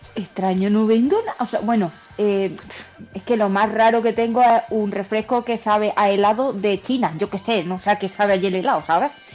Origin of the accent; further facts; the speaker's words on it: Baños de la Encina, Andalusia, Spain; la tienda física está en mi pueblo, que es Baños de la Encina, en Jaén